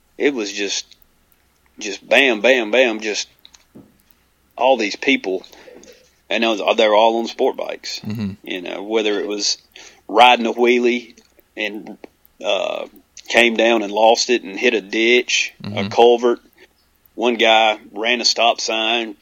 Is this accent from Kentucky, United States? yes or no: no; Alabama, United States; I'm from Alabama